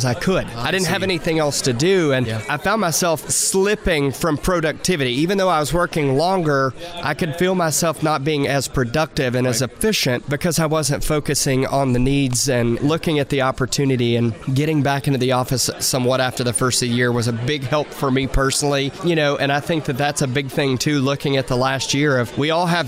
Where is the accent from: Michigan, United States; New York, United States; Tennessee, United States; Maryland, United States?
Tennessee, United States; Cookeville; moved away as an adult; now in Nashville, United States; coming from Cookeville, my hometown